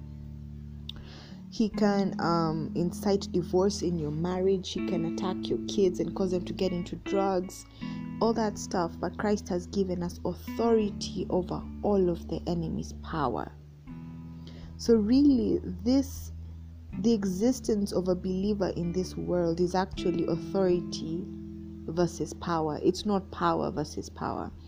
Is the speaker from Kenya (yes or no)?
yes; Kenya; I'm Kenyan, so President Uhuru is our president